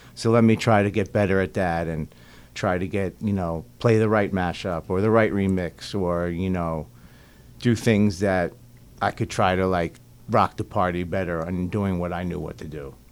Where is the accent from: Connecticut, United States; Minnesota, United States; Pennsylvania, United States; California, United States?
Pennsylvania, United States; Philadelphia; moved away as an adult; also born or lived in Boston / New York / Las Vegas; we, we grew up together in Philly, so our, our life like totally went the same path. Like grew up in Philly, college in Boston, oh. moved to New York, Vegas.